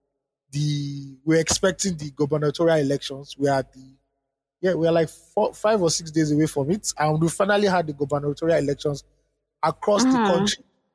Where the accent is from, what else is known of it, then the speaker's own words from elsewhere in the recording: Edo, Nigeria; When I'm asked, I tell whoever asks that I'm from Benin Kingdom in Nigeria.